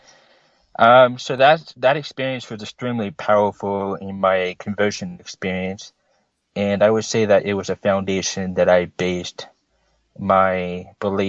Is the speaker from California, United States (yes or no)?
yes; Orange County, California, United States; I grew up in Orange County, California